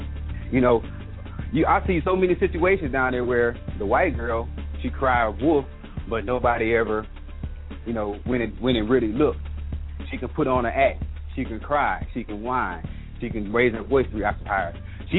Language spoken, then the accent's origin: English; Michigan, United States; moved away; also born or lived in the South; being a dude that's from the South, and well, I'm originally from Michigan, which is already known as a racist state, and then moving down south afterwards